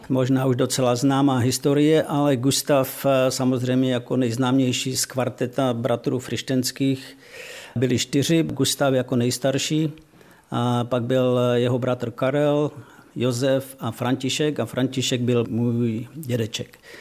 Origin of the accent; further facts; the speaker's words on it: Rožnov pod Radhoštěm, Zlín Region, Czechia; moved away as an adult; also born or lived in Switzerland / United States; vyrůstali jsme tady v Rožnově